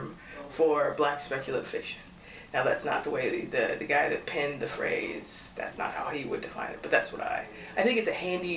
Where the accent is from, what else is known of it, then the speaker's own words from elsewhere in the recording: Louisville, Kentucky, United States; moved away as an adult; also born or lived in Sarasota, Florida / New York; Born and raised in Louisville, Kentucky.